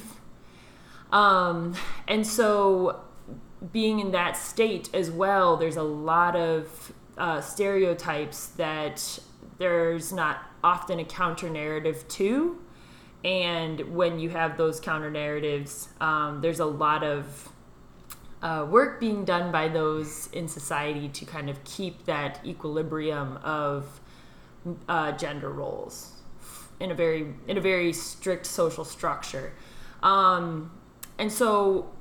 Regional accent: Batavia, Illinois, United States; I grew up in Batavia, Illinois, so a suburb right outside of Chicago.

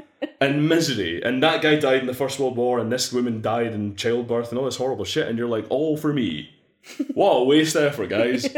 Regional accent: Scotland, United Kingdom; Yeah, like, I'm Scottish, but like, of your clan, it's a whole other fucking mess.

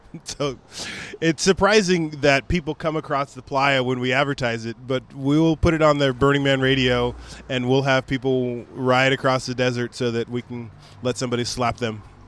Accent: Sacramento, California, United States; moved away as an adult; also born or lived in Sweden / Baton Rouge; I grew up in the Sacramento area

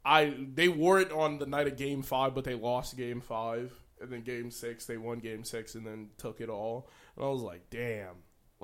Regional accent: Chicago, Illinois, United States; Yeah, I'm from Chicago.

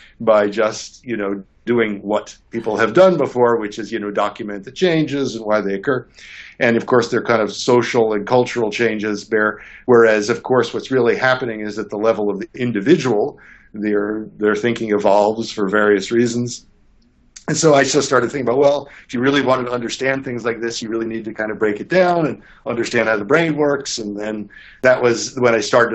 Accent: New York City, New York, United States; I grew up in New York City

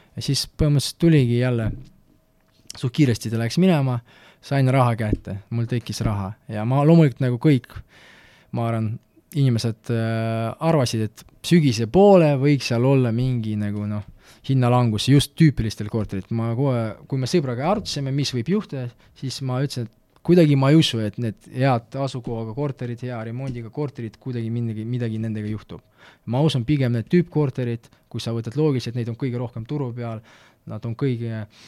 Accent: Tartu, Tartu County, Estonia; Estonian is a second language; also born or lived in Malta; see on minu kodulinn

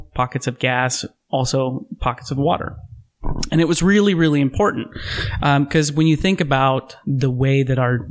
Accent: Midwest, United States; now in Oregon, United States; growing up in the Midwest, growing up in that part of the country

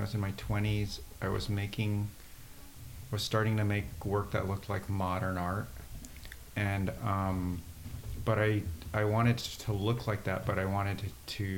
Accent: San Diego, California, United States; also born or lived in Wallingford, Connecticut; now in Brooklyn, United States; I live in Brooklyn, but I grew up in San Diego. I live in Brooklyn and San Diego, but I grew up in San Diego and Wallingford, Connecticut

